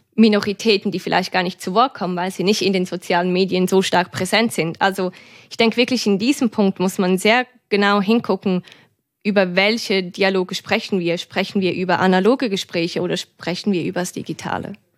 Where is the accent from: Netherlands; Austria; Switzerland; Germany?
Switzerland; eine Schweizerin